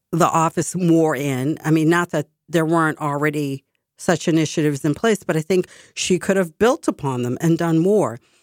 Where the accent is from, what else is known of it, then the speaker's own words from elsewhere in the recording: Boston, Massachusetts, United States; I was from Boston